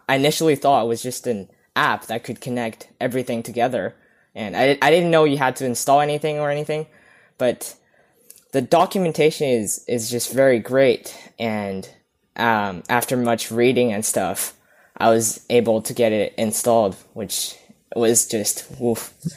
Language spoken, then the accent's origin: English; Vancouver, British Columbia, Canada; I'm from Vancouver, beautiful British Columbia, Canada